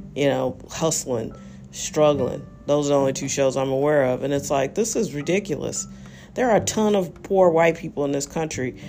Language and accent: English; United States; I like being an American